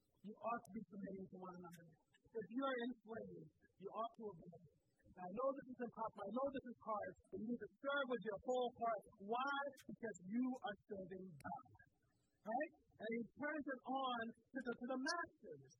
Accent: Southwest Florida, United States; I grew up in Southwest Florida

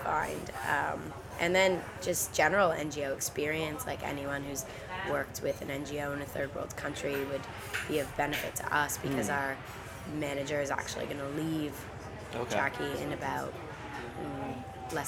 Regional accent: Toronto, Ontario, Canada; moved away as an adult; now in Koh Rong, Cambodia; in Toronto, my hometown

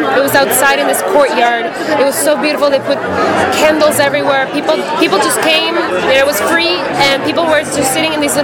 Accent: Guatemala; I'm from Guatemala

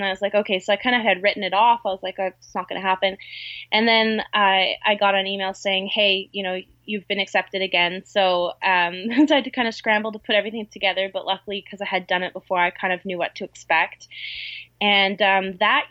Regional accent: Canada; also born or lived in Vancouver Island; I'm Canadian

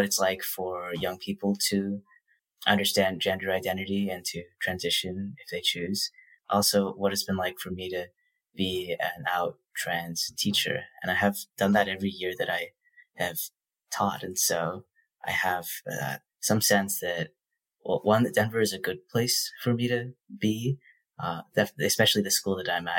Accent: Toronto, Ontario, Canada; moved away as an adult; also born or lived in Massachusetts, United States; I spent most of my K-12 education in Toronto, Canada, which is, I can only look back and say it was a fantastic city to come of age

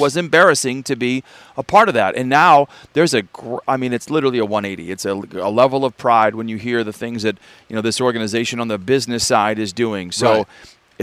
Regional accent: Des Moines, Iowa, United States; moved away as an adult; also born or lived in Minnesota / Denver; now in Los Angeles, United States; I grew up in Des Moines, Iowa

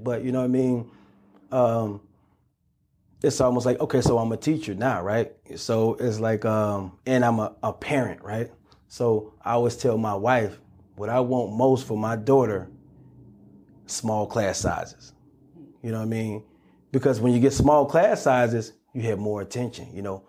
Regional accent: Chicago, Illinois, United States; It's like, John, come on, man. I'm from Chicago, man.

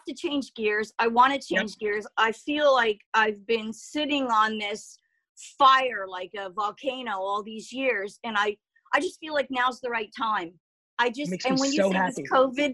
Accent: Garfield, New Jersey, United States; also born or lived in Paterson, New Jersey; now in Oregon, United States; I'm in Oregon now, but I grew up in Jersey. I was born in Patterson, grew up in Garfield

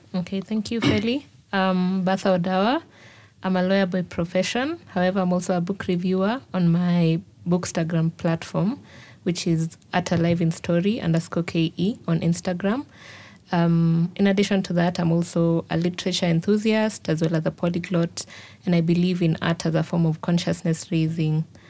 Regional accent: Kenya; as a Kenyan

